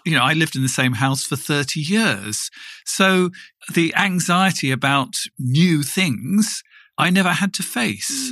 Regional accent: England, United Kingdom; moved away as an adult; now in Germany; I moved from England, where I'd lived all my life

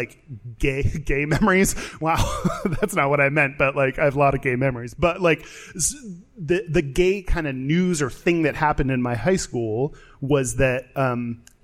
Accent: Katy, Texas, United States; I grew up in Katy, Texas, suburb of Houston

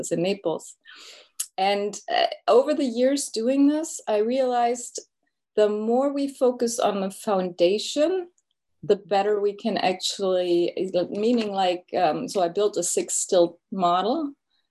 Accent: Germany; moved away as an adult; also born or lived in Munich, Germany; now in United States; I am originally from Germany. I studied in Germany, in Munich, and came over to the United States in 2000.

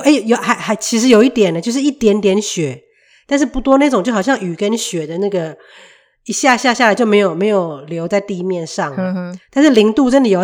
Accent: Taiwan; now in Canada; 我就从台湾来的啊

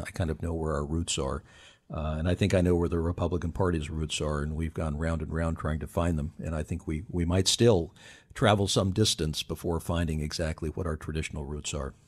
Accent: Utah, United States; also born or lived in California / Washington, D.C.; Utah's home. I was, I was born and raised in California. I was raised in Utah.

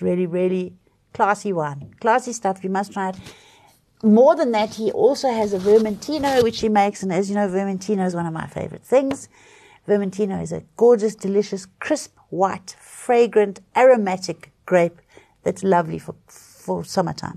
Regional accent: South Africa; It's hard being a South African at the moment

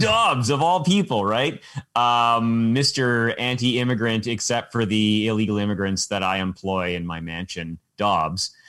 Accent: Canada; as a Canadian

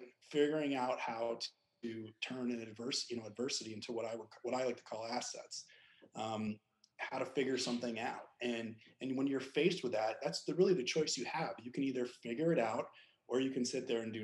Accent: Lake Tahoe, California, United States; I grew up in Lake Tahoe, California

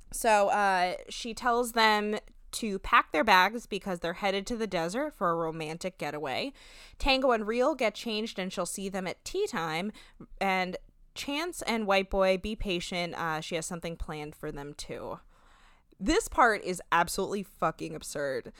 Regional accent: New Jersey, United States; we're from New Jersey

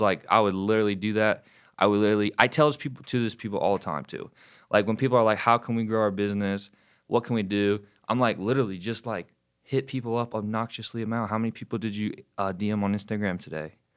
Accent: Wilmington, North Carolina, United States; now in Charlotte, United States; I'm f, originally from Wilmington, North Carolina. Now I live in Charlotte. Um, I grew up down there

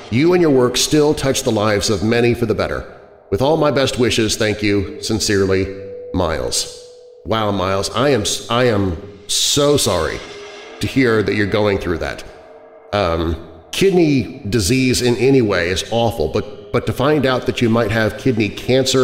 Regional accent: Kansas City, United States; now in Rockford, United States; I'm from Kansas City originally

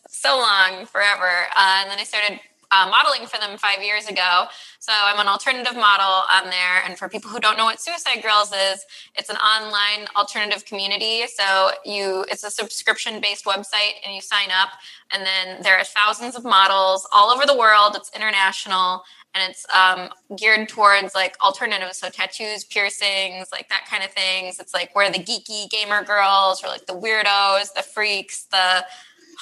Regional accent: Midwest, United States; Midwest. Represent.

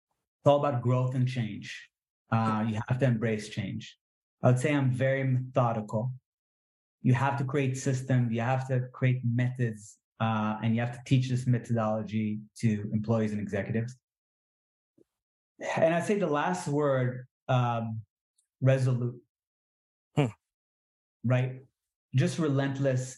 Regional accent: Israel; English is a second language; it taught me a lot of English, right? Because I was, born and raised in Israel.

